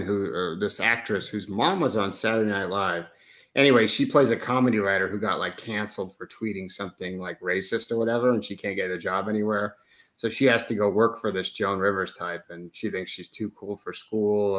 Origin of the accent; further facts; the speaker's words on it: Oregon, United States; I'm from Oregon, but because I have a New York Italian mother